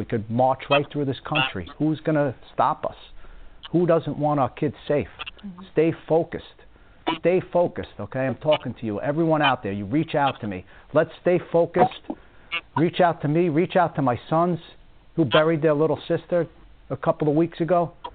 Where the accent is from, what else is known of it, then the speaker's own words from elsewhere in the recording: Long Island, New York, United States; moved away; I grew up in Long Island